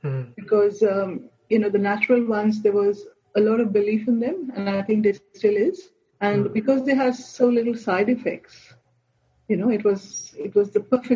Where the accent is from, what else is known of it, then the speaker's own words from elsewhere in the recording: Mumbai, Maharashtra, India; moved away as an adult; also born or lived in Goa; now in Australia; I grew up in Bombay, which is now Mumbai